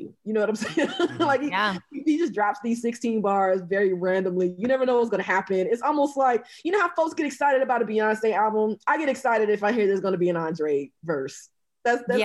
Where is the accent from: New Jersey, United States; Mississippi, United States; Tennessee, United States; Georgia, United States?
Georgia, United States; Albany; I'm from Albany, Georgia